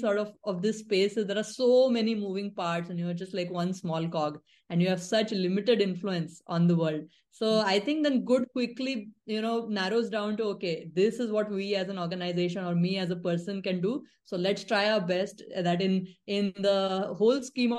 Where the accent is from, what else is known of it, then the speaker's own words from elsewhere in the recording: Nagpur, Maharashtra, India; set up my own thing in my hometown, Nagpur